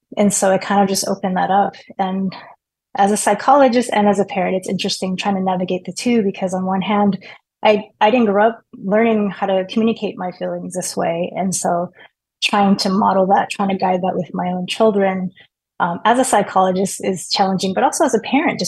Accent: Torrance, California, United States; now in San Diego, United States; Yeah, so I was born and raised in Torrance, and my parents still live there. And so my family lives in San Diego

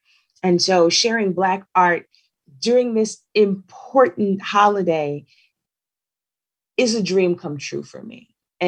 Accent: Houston, Texas, United States; moved away as an adult; Honestly, growing up in Houston, Texas, I didn't know that it wasn't a national holiday until I became an adult and left Texas.

